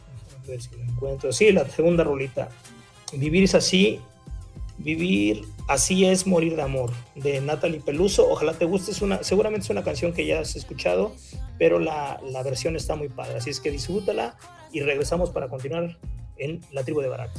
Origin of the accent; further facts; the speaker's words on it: Mexico; como buenos mexicanos